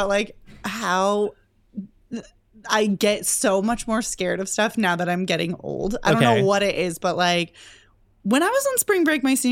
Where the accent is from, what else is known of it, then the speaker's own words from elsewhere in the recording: St. Louis, Missouri, United States; now in New York City, United States; I'm from St. Louis